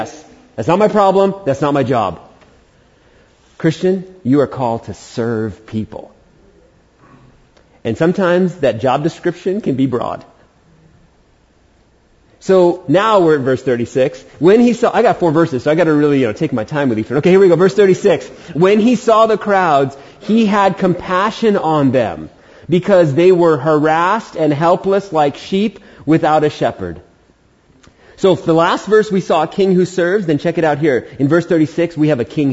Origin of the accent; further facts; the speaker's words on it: New York City, New York, United States; moved away as an adult; also born or lived in Prescott, Arizona; now in Humboldt County, United States; I was born in Queens, New York